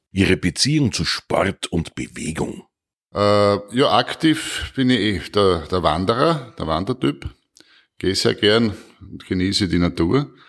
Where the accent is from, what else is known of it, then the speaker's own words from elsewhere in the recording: Styria, Austria; Ja, erstens einmal natürlich in meiner Heimatregion im Murtal.